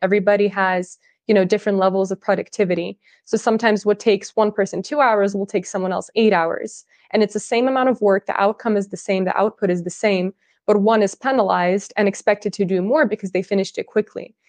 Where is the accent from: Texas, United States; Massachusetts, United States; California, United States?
California, United States; first language Russian; English is a second language; moved away as an adult; also born or lived in Russia / Netherlands; I'm originally from Russia. I was raised in California. I moved to the U S when I was really little for my dad's job